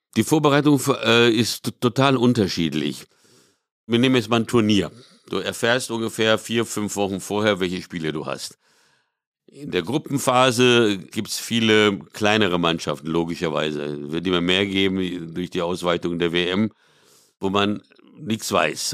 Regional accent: São Paulo, Brazil; moved away; in São Paulo, wo ich aufgewachsen bin

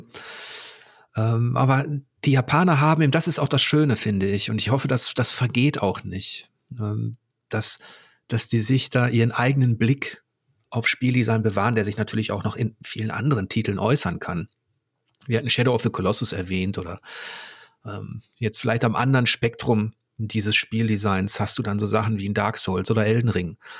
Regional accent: Germany; als Deutscher

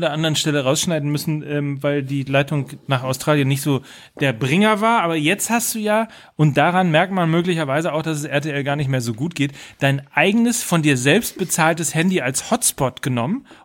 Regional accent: Gütersloh, North Rhine-Westphalia, Germany

